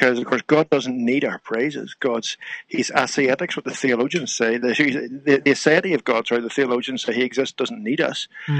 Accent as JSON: {"language": "English", "country": "Ireland", "tie": "born or raised there", "said": "Well, I grew up in Ireland. I grew up in a Christian home, musical parents as well."}